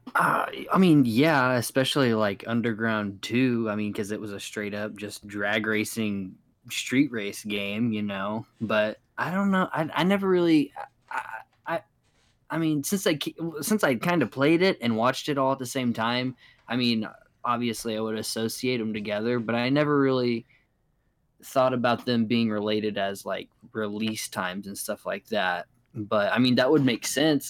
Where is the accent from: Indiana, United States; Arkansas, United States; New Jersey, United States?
Arkansas, United States; I'm from Arkansas